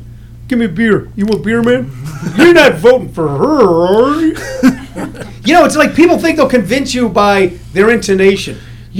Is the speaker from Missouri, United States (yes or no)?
yes; St. Louis, Missouri, United States; I grew up in St. Louis.